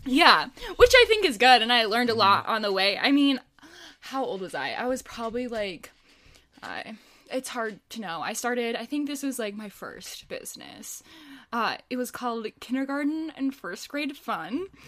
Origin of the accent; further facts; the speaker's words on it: suburb outside of Minneapolis, Minnesota, United States; I grew up, born and raised in Minnesota, a little suburb outside of Minneapolis.